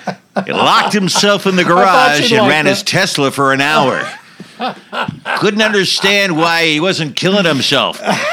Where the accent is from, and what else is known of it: United States; moved away